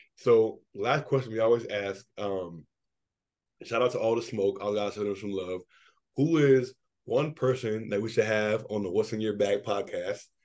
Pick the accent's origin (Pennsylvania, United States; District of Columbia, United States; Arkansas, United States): District of Columbia, United States; Washington; my hometown bias